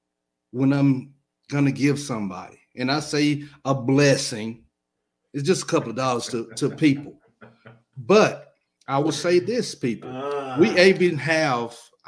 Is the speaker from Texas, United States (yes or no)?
no; Alabama, United States; I'm from Alabama